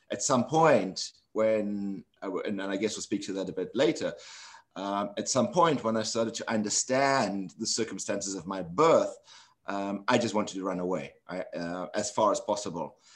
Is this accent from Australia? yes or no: no; South Africa; moved away as an adult; also born or lived in London / New York; I grew up in South Africa during apartheid um, and lived there all my life until um, 1980, 1989, in which case I was sent into involuntary exile um, because of my political activities in the struggle against apartheid and went to London